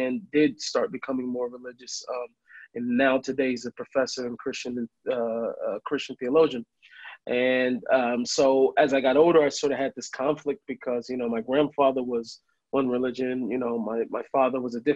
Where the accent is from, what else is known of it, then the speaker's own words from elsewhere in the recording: Seattle, Washington, United States; moved away as an adult; now in Jerusalem, Israel; I grew up in Seattle